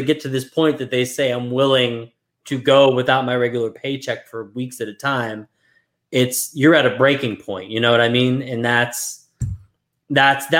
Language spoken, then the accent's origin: English; Brackenridge, Pennsylvania, United States; my hometown is from one of the areas that's striking in Brackenridge